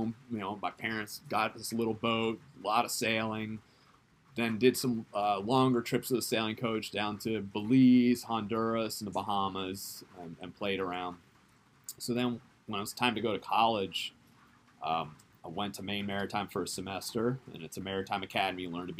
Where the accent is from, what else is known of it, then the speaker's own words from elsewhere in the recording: Japan; born there; also born or lived in South Africa / Tulsa, United States / Netherlands; I was born in Japan, and we moved to South Africa, we moved to Tulsa, Oklahoma, we moved to Holland, we lived in Holland for 8 years